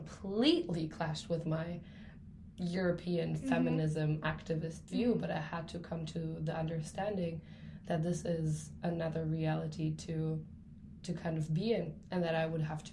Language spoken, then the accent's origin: English; Germany; moved away as an adult; now in London, United Kingdom; for my entire life, Germany was the world, you know, my hometown was the world